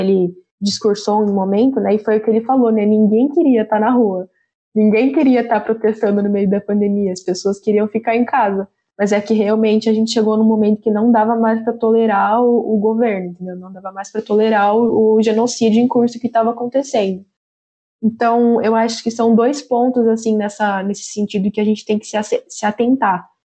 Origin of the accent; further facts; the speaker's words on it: São José dos Campos, São Paulo, Brazil; eu sou de São José dos Campos, interior de São Paulo.